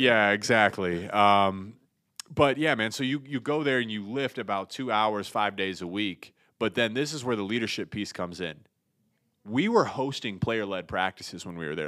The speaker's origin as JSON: {"language": "English", "town": "Pickerington", "region": "Ohio", "country": "United States", "tie": "born or raised there", "also_born_or_lived": "Columbus, Ohio / Michigan", "moved": "as an adult", "said": "I grew up in Columbus, Ohio. I grew up in a small town called Pickerington, fifteen minutes from Ohio State's campus."}